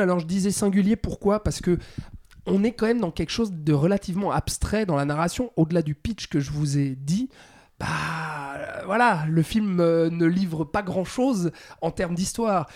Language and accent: French; Switzerland; chez nous en Suisse